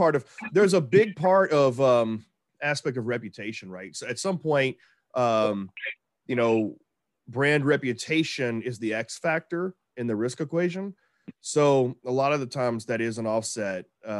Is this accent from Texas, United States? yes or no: yes; Texas, United States; I'm from Texas